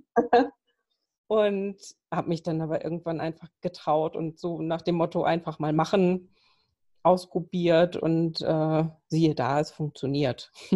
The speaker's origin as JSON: {"language": "German", "town": "Kiel", "region": "Schleswig-Holstein", "country": "Germany", "tie": "born or raised there", "moved": "yes", "lives_now": "Lübeck, Germany", "said": "gebürtig bin ich eine Kieler Sprotte"}